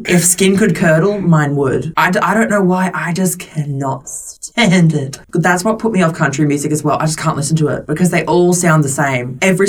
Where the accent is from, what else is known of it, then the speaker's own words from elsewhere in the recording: Western Australia, Australia; moved away; could you tell that I was from Western Australia when you met me?